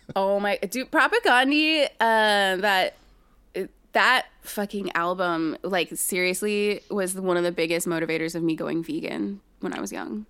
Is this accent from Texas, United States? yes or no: yes; San Antonio, Texas, United States; born or raised there